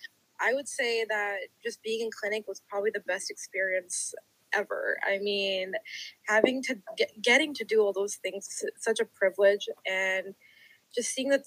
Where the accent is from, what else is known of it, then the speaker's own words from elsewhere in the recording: Texas, United States; Both of our families that are here. We both lived here forever. You know, I wasn't born here, but I've grown up here.